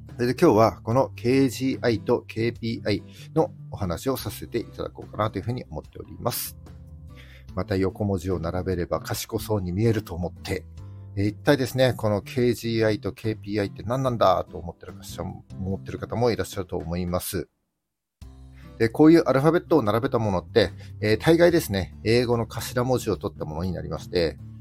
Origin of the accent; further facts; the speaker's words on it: Miyagi, Japan; 地元宮城も結構盛り上がっておりまして